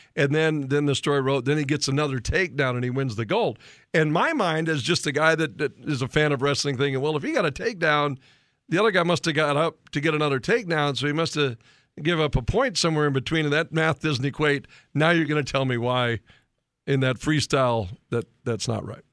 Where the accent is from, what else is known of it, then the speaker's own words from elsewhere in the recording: Williston, North Dakota, United States; where I grew up in Williston, North Dakota